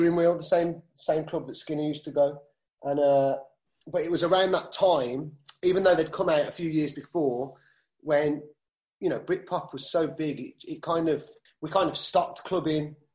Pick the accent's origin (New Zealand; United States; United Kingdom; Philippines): United Kingdom; Birmingham, West Midlands; we're Brummies